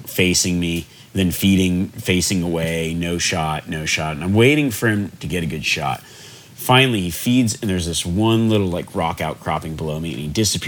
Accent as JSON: {"language": "English", "region": "Nevada", "country": "United States", "tie": "born or raised there", "said": "growing up in Nevada"}